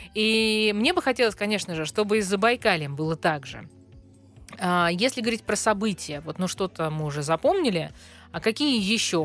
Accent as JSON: {"language": "Russian", "region": "Central Russia", "country": "Russia", "said": "жителям центральной части страны"}